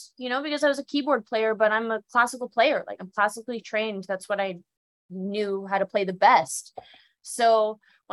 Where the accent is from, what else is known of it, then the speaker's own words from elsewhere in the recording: West Palm Beach, Florida, United States; also born or lived in Miami; I grew up in South Florida, as like West Palm Beach.